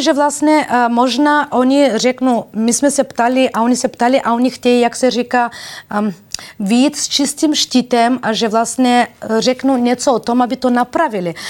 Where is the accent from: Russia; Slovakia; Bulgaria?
Bulgaria; Czech is a second language; also born or lived in Balkans; now in Czech Republic; když jsem přišla z Bulharska